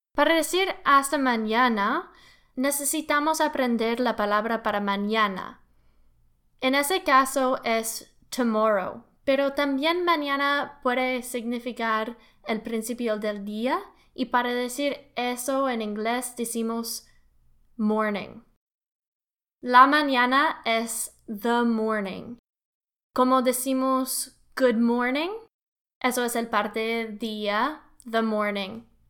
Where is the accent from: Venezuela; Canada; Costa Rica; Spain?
Canada; Spanish is a second language; I'm an engineer from Canada.